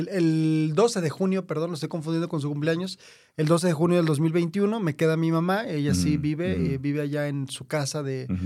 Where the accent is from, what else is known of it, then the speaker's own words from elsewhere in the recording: Guadalajara, Jalisco, Mexico; de aquí de Guadalajara, nacido en Guadalajara.